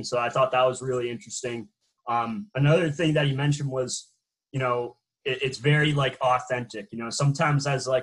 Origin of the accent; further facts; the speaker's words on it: Boston, Massachusetts, United States; I'm from Boston